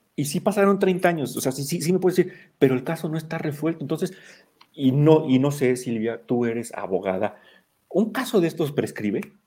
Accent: Mexico; todos los que somos mexicanos, que vivimos en México

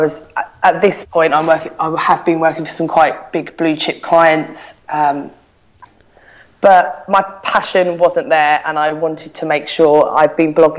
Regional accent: London, United Kingdom; moved away as an adult; now in Manchester, United Kingdom; I live in Manchester. I'm originally from South London, as you'll be able to tell by my voice.

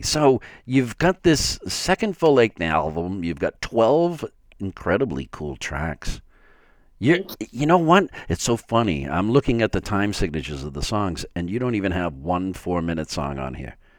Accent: Framingham, Massachusetts, United States

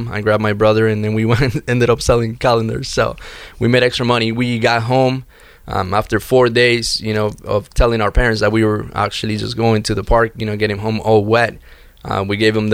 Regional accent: Miami, Florida, United States; also born or lived in Chicago; I went away uh, to Chicago from Miami. That's where I was raised in Miami, and my mother opened the credit card for me.

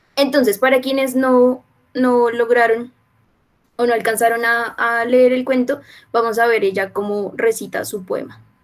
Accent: Bogotá, Colombia; soy de Bogotá, pues no tengo a la mano el mar

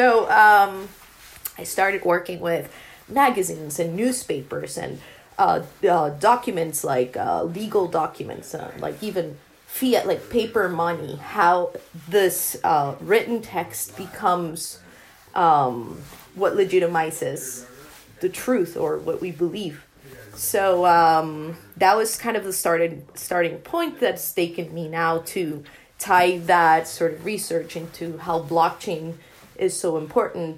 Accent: Bogotá, Bogotá Capital District, Colombia; I'm from Bogota, from Colombia. And I was born and raised there.

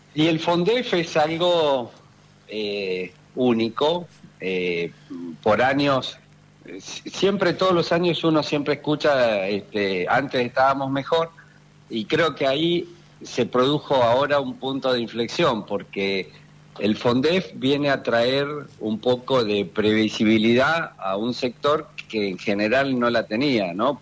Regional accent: Punta Alta, Buenos Aires Province, Argentina; moved away; also born or lived in Tandil; soy nativo de Punta Alta

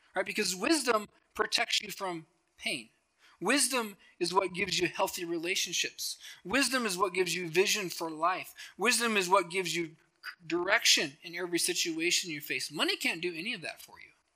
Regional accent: Helena, Montana, United States; now in Billings, United States; I grew up in Helena, so I grew up around all the attorney generals and all the governors

